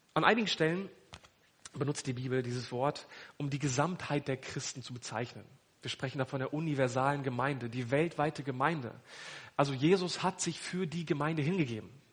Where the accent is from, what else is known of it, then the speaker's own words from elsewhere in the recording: Hanover, Lower Saxony, Germany; now in Lichtenau, Germany; Ich komme ursprünglich aus Hannover